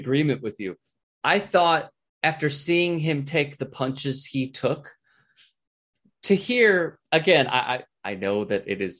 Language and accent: English; United States; as an American who actually believes in science